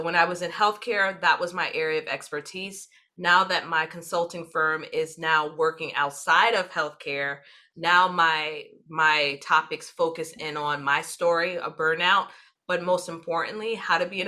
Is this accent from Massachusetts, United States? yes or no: no; New York City, New York, United States; when you are born and raised in New York City, no other place exists but New York City